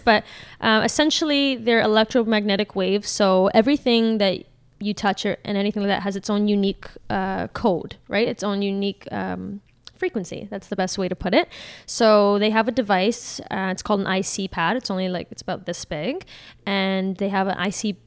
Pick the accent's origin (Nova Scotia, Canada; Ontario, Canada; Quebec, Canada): Ontario, Canada; Caledon; I'm from Caledon